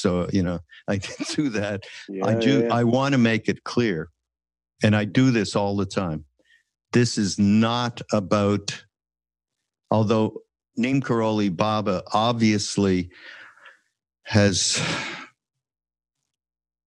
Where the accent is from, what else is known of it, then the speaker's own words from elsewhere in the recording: Montreal, Quebec, Canada; I'm from Quebec, right? From Montreal.